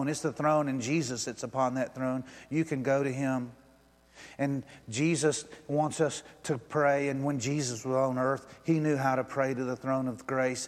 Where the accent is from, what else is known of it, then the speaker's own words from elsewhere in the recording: United States; I'm an American